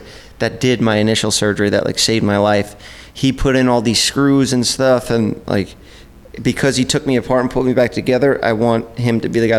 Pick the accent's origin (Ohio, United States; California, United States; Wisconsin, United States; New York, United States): New York, United States; Staten Island; people usually make fun of you if you're like, I'm from Staten Island.